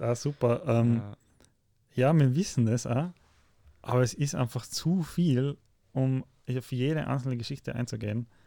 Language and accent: German; Austria; bei uns in Österreich